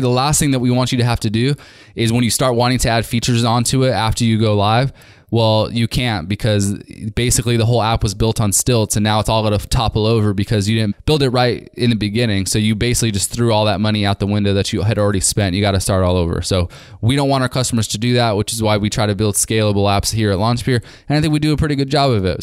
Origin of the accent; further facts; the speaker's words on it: California, United States; from California, my hometown